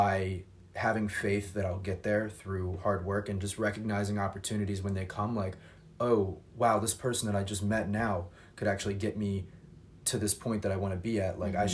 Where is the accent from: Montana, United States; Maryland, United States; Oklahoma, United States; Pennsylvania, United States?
Maryland, United States; Baltimore County; moved away as an adult; now in Chicago, United States; I grew up in Baltimore County, which is similar, close to Baltimore City.